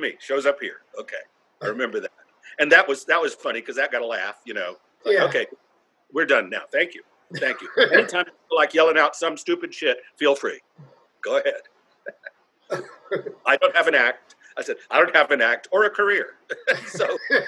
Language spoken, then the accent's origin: English; North Carolina, United States; now in New York City, United States; I'm from North Carolina